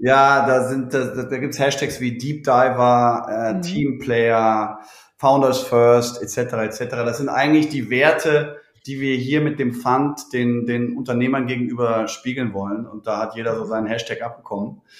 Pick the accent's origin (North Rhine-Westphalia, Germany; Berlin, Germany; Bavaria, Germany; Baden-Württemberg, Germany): North Rhine-Westphalia, Germany; Cologne; Kölsche Jung